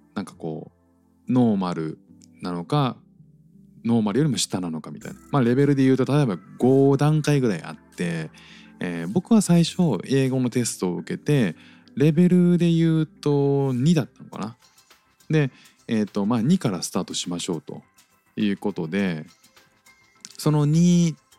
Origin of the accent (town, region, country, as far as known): Japan; moved away as an adult; now in Singapore